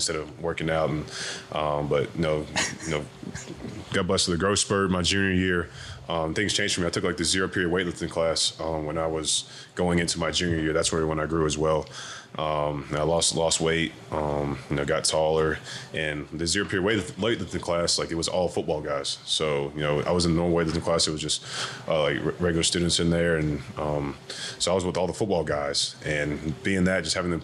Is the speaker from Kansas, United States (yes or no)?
no; Wilmington, North Carolina, United States; moved away as an adult; also born or lived in Charlotte, North Carolina; now in Pittsburgh, United States; I went to Eugene Ashley High School in Wilmington, North Carolina's, my hometown, where I'm from